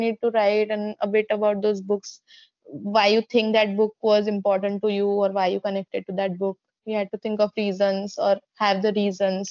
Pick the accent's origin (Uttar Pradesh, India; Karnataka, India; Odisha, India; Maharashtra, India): Odisha, India; I'm from Odisha.